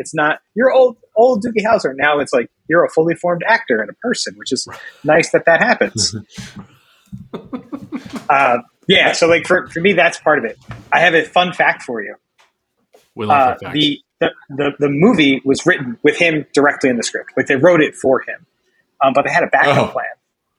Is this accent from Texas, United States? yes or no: no; Philadelphia, Pennsylvania, United States; I'm from Philly.